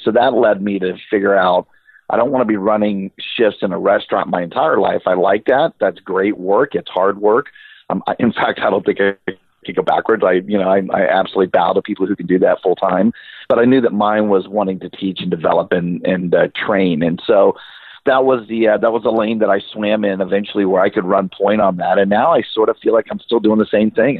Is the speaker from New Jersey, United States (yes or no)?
no; Central Florida, United States; I'm from Central Florida